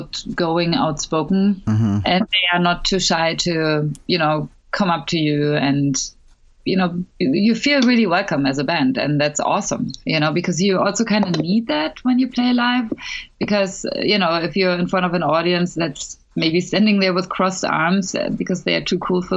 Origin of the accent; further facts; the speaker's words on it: Germany; accent: German; English is a second language; I am German, obviously. Mm-hmm. My accent is heavy